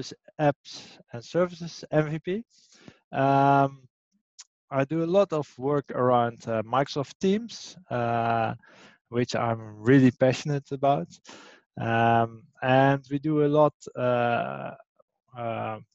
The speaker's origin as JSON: {"language": "English", "town": "Amsterdam", "region": "North Holland", "country": "Netherlands", "tie": "born or raised there", "said": "It's my hometown"}